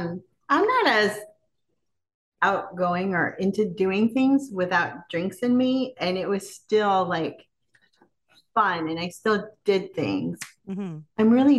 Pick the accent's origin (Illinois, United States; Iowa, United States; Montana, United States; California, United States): California, United States; Sacramento; we're from Sacramento